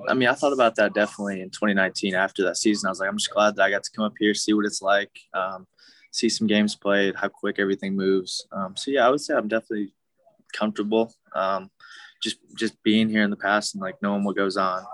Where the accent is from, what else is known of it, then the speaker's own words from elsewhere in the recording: Milwaukee, Wisconsin, United States; moved away; also born or lived in Oklahoma; I grew up in Milwaukee, uh, and then moved to Oklahoma